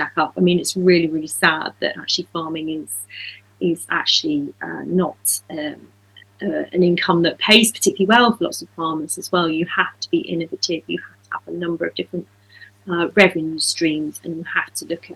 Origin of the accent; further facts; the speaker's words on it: Dorset, West Country, South West England, United Kingdom; moved away; also born or lived in Devon; I grew up in West Country in Dorset, and my family's also from Devon.